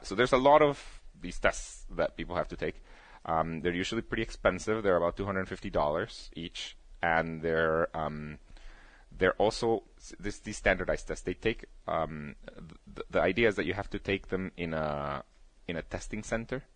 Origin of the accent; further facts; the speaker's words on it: Guatemala; moved away; at the place in Guatemala, I was the only kid with a computer.